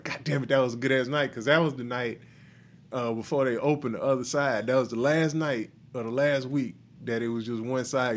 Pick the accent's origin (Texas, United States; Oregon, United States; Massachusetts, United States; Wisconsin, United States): Texas, United States; Houston; I'm from Houston